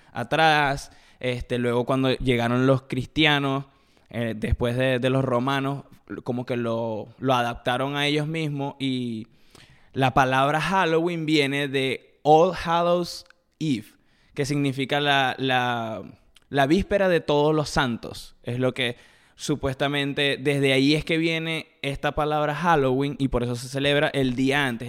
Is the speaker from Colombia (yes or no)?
no; eastern shore of Lake Maracaibo, Zulia, Venezuela; moved away; de donde soy yo, de, bueno, de la costa oriental del lago